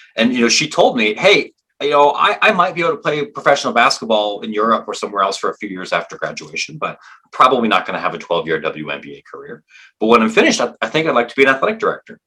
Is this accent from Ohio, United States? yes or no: yes; Granville, Ohio, United States; my hometown Denison University in Granville, Ohio, where I grew up